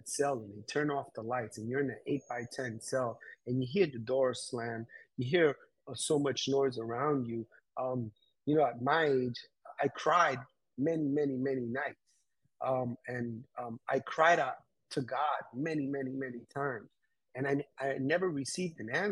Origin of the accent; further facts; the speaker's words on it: New York City, New York, United States; being raised in New York City. I had a few encounters where growing up in Queens